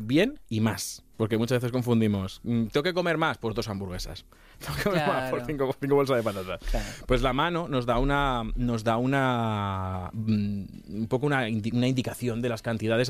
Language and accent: Spanish; Castilla-La Mancha, Spain; Yo soy de Castilla-La Mancha